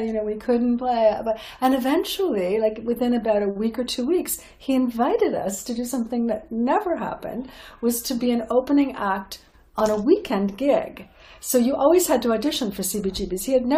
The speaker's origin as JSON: {"language": "English", "town": "Toronto", "region": "Ontario", "country": "Canada", "said": "We're from Canada, from Toronto"}